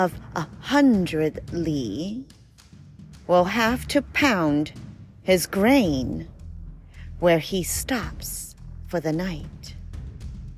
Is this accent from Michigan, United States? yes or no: no; Maryland, United States; We're from Maryland